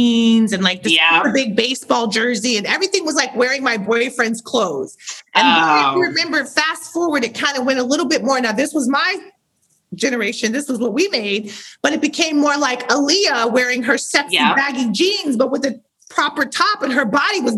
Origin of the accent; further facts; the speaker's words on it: St. Louis, Missouri, United States; moved away; I'm from St. Louis, Missouri. I started modeling locally, probably 10, 11 years